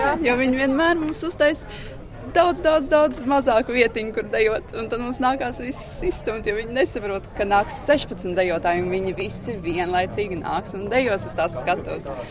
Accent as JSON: {"language": "Latvian", "country": "Latvia", "moved": "yes", "lives_now": "Bergen, Norway"}